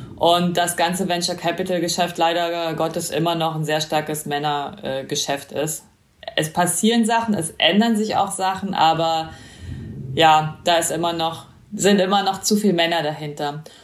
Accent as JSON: {"language": "German", "region": "East Germany", "country": "Germany", "tie": "born or raised there", "said": "Ich bin äh, in, im Osten aufgewachsen"}